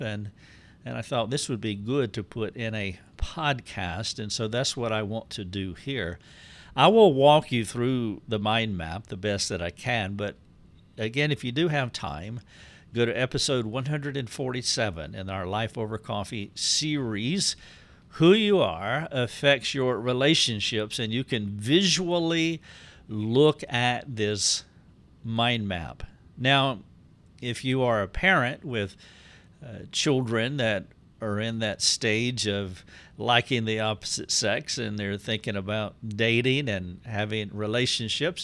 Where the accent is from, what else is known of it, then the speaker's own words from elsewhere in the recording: the South, United States; I'm from the South. I have been shaped by the Southern culture